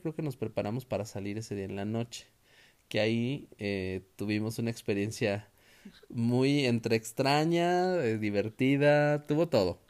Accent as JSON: {"language": "Spanish", "country": "Mexico", "said": "nosotros como buenos mexicanos"}